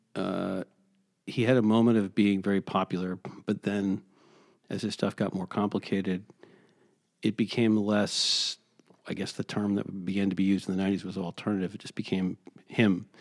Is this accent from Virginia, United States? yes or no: no; New York, United States; moved away as an adult; now in Los Angeles, United States; I'm, uh, originally from New York, and now I'm not.